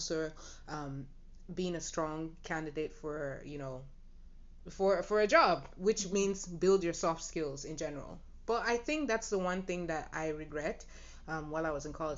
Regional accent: Nigeria; my Nigerian people

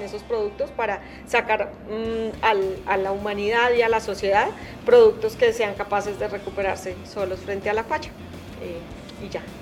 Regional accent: Garagoa, Boyacá, Colombia; now in Bogotá, Colombia; soy colombiana, soy, eh, soy de un pueblo que se llama Garagoa, en Boyacá

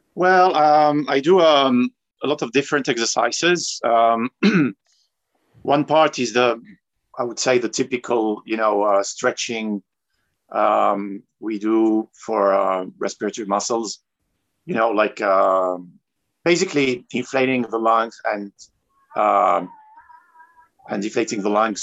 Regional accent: Tunisia; also born or lived in France / South America; now in Medellin, Colombia; I'm originally from Tunisia. I was born in France and raised in Tunisia, uh, but I've been living in South America for the last um, 16

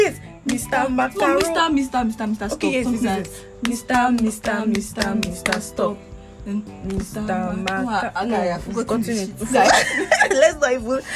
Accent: Nigeria; growing up in Nigeria

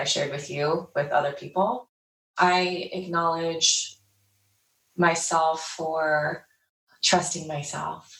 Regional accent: New Jersey, United States; moved away as an adult; now in Los Angeles, United States; I grew up in New Jersey on the East Coast. I'm based in LA now

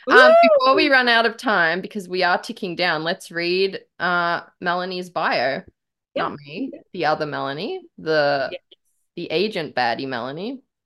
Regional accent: Australia; an iconic Australian

